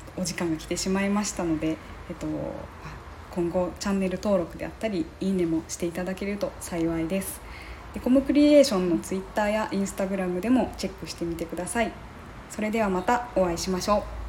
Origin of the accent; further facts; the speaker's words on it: Mie, Japan; moved away as an adult; 私ちょっと三重県にで育って、えー、大学が別の地域だったんで、はい、あの9年間あの三重を離れておりまして